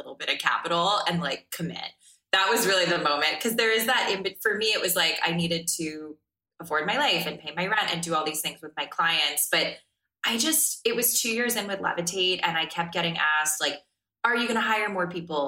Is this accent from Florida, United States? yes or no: yes; South Florida, United States; I even remember being like the weirdo kid growing up in South Florida